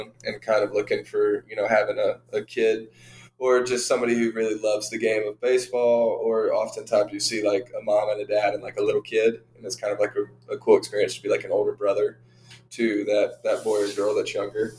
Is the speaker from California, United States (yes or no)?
no; Savannah, Georgia, United States; also born or lived in Arlington, Texas; We moved to the Savannah area when I was in fourth grade, so probably 10-ish years old. Lived around Savannah for the majority up until I left for college.